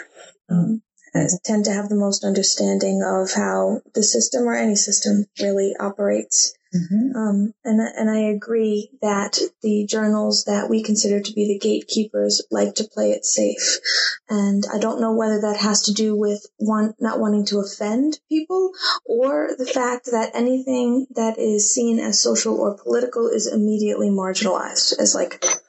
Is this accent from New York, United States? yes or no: yes; New York City, New York, United States; accent: Staten Island; my Staten Island comes out raging